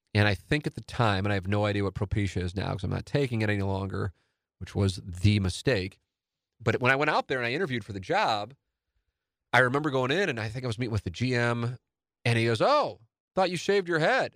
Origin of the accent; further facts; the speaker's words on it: St. Louis, Missouri, United States; when you grow up in South Saint Louis